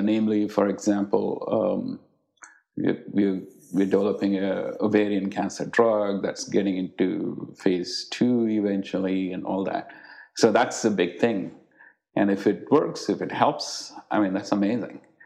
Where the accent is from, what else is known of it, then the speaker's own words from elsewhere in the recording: India; moved away; the times that I grew up in India